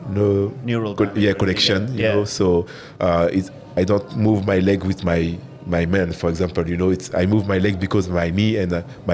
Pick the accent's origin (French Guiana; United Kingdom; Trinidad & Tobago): French Guiana; English is a second language; moved away as an adult; also born or lived in Paris, France / Strasbourg, France; now in Dubai, United Arab Emirates; I'm French. Yeah, exactly. At the beginning, because I'm from South America, French Guiana. It's a little part of France, but in South America.